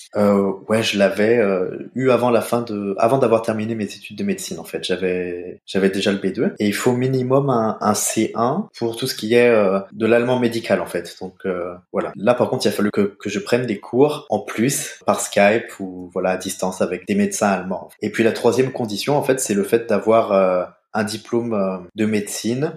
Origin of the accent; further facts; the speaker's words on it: Saint-Étienne, Auvergne-Rhône-Alpes, France; moved away as an adult; also born or lived in Hamburg, Germany; now in Erfurt, Germany; La ville dans laquelle j'ai grandi, donc Saint-Étienne, en France